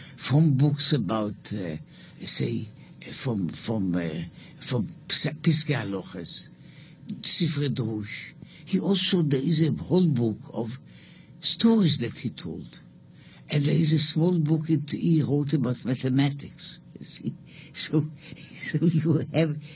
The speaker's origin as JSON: {"language": "English", "town": "Jerusalem", "region": "Jerusalem District", "country": "Israel", "said": "I'm also from Jerusalem"}